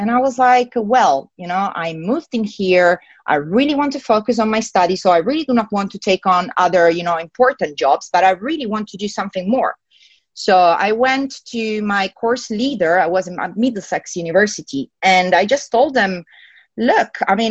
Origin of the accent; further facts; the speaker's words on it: Italy; accent: Italian; English is a second language; moved away as an adult; also born or lived in Milan, Italy; now in United Kingdom; I'm from Italy, and essentially, when I was back in Italy, in Milan, I used to study and I used to work in audio engineering.